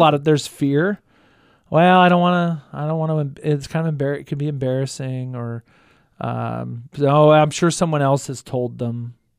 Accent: Houston, Texas, United States; I grew up in Houston, Texas

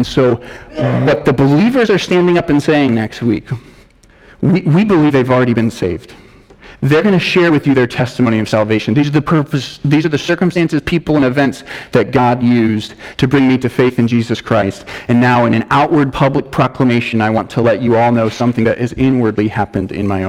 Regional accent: Denver, Colorado, United States; I was born in Denver, Colorado

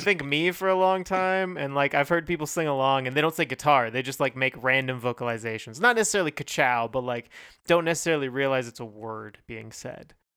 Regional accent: Canada; we're Canadian

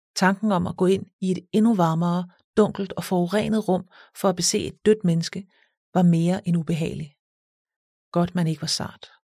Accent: Copenhagen, Capital Region of Denmark, Denmark; jeg er født og opvokset i København

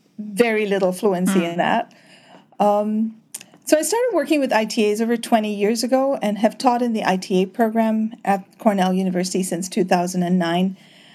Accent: Zambia; first language English; moved away as an adult; also born or lived in Tanzania; now in United States; I was in Tanzania for the first few years of my life and then was educated kindergarten through master's in Zambia before I moved to the U.S. to pursue my PhD. And I've been told that the first language I spoke fluently was Swahili, but unfortunately dropped it for English when we moved to Zambia as a young child.

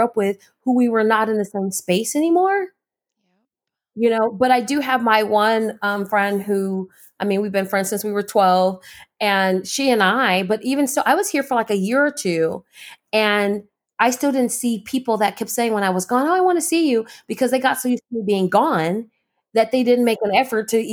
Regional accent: California, United States; moved away; I'm from California

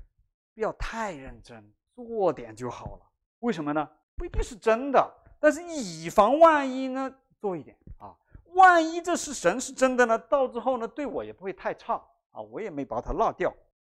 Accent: China; 我们中国人的智慧有一句话叫做"信则有，不信则无"啊，就是这样的道理哈。

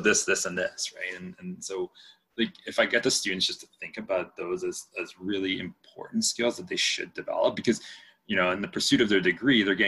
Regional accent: Panama; born or raised there; first language Spanish; English is a second language; moved away

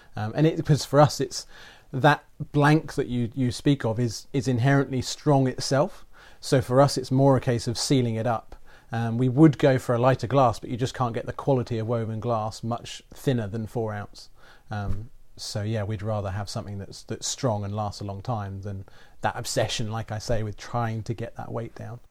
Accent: England, United Kingdom; moved away; grew up kind of in the middle of the U K

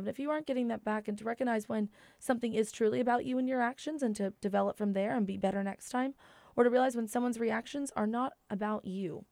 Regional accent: Proctorville, Ohio, United States; moved away; also born or lived in Huntington, West Virginia; I'm from a small town, like, I went to school in, like, Proctorville, Ohio, and we both met and pretty much were, grew up as adults in Huntington, West Virginia

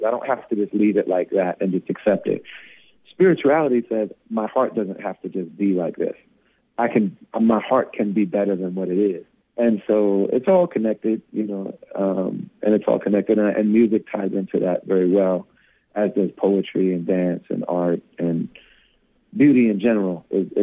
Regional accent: United States

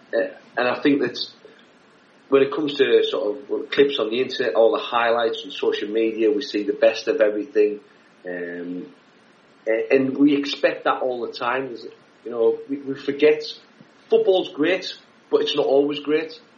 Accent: Sunderland, North East England, United Kingdom; I come from Sunderland

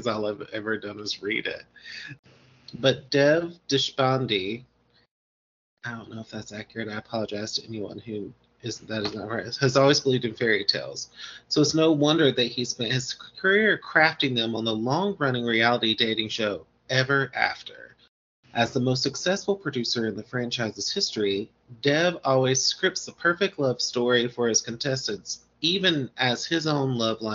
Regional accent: the South, United States; accent: southern; my southern accent

